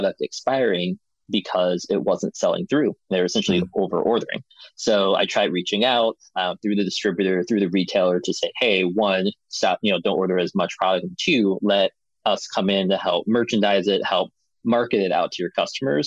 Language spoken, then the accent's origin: English; Chicago, Illinois, United States; now in Madison, United States; I grew up in Chicago, in the city there